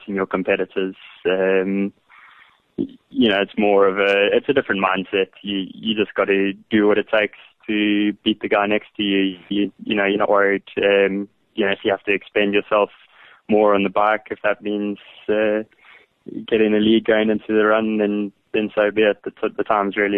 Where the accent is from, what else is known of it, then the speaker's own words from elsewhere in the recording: Pietermaritzburg, KwaZulu-Natal, South Africa; I grew up in Pietermaritzburg, where the DZ Canoe Marathon is quite a big event